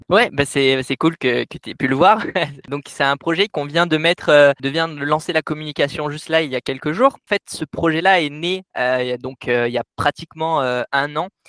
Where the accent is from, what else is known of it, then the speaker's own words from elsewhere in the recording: Cévennes, Occitania, France; moved away as an adult; now in Annecy, France; je suis originaire donc des Cévennes, du sud des Cévennes, à peu près au nord de Montpellier